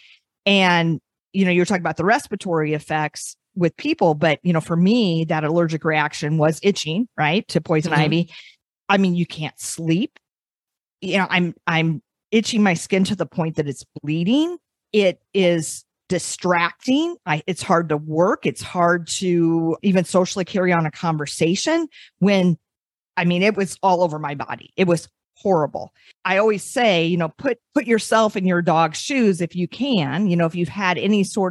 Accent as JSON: {"language": "English", "region": "Iowa", "country": "United States", "tie": "born or raised there", "said": "I grew up in Iowa."}